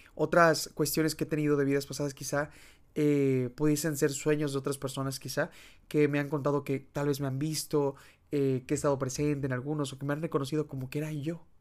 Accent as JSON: {"language": "Spanish", "country": "Mexico", "said": "al menos en mi país es muy común, eh, que es de México"}